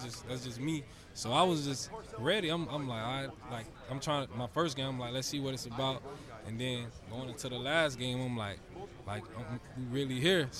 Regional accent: Florida, United States; also born or lived in Georgia; I was living in Georgia at the time because I'm from Florida, but I lived in Georgia for 2 years.

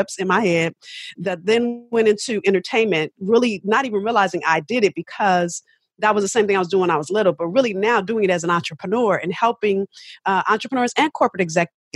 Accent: Los Angeles, California, United States; I'm from South Central

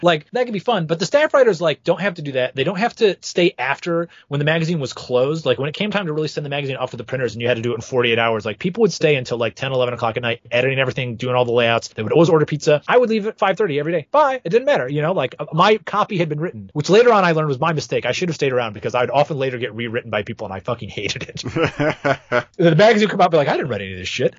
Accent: Flint, Michigan, United States; Flint, my hometown

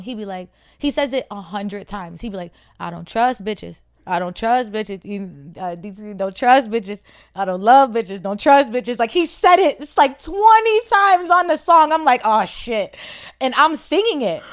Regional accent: New Jersey, United States; also born or lived in Roxbury, Boston, Massachusetts; I'm from Jersey. I, well, I was born in Boston, so all my family, all my immediate family All my family is in Boston. I was born in Roxbury, but my, um, me and my brothers and my mom, we moved to Jersey, so I have my little family in Jersey.

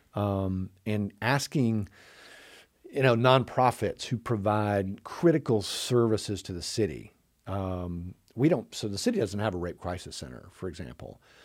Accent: Chattanooga, Tennessee, United States; also born or lived in New York; I grew up here in Chattanooga, um, uh, except for four years up in New York in college

